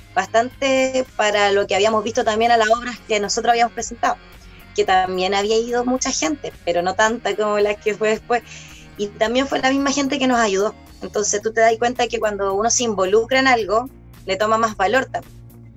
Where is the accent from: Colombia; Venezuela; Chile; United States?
Chile; Concepción, Biobío; moved away as an adult; now in Cañete, Chile; Yo soy de Concepción